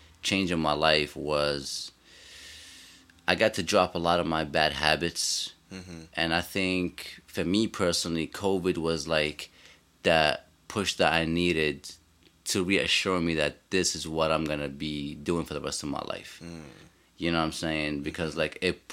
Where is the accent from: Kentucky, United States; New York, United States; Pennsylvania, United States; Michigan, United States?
New York, United States; New York City; as a New Yorker